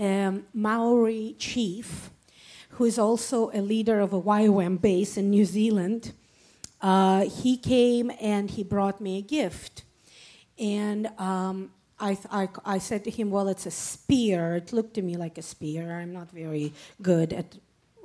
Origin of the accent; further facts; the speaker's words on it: Saint Petersburg, Russia; moved away as an adult; now in Israel; I was born and raised in St. Petersburg, Russia. I moved to Israel when I was 24 years old